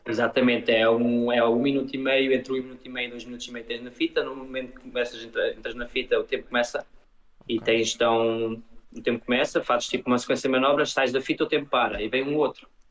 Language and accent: Portuguese; Luxembourg; also born or lived in Portugal; sou português e uh, vivo no Luxemburgo, nasci aqui e fiz a minha vida aqui